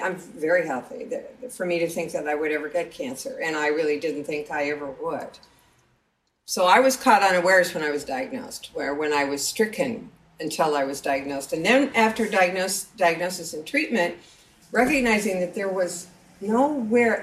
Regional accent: Eastern Montana, United States; Eastern Montana, my hometown

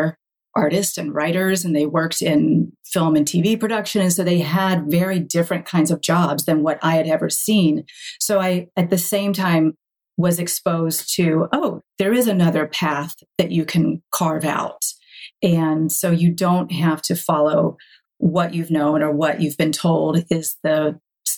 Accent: High Point, North Carolina, United States; I grew up in North Carolina in the furniture capital of the world.

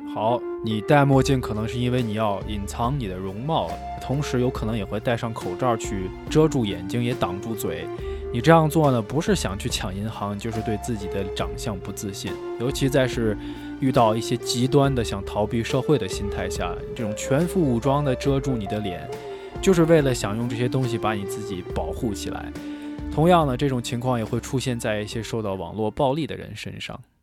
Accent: Shaanxi, China; accent: Shaanxi dialect; 我们陕西话

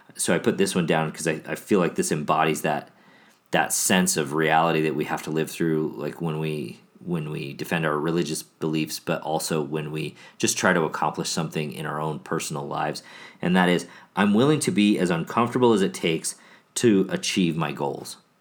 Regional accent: Chicago, Illinois, United States; moved away; also born or lived in Milwaukee; I grew up in Chicago

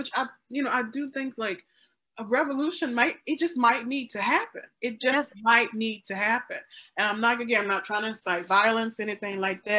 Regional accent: the South, United States; I grew up in the South. My grandpa had guns.

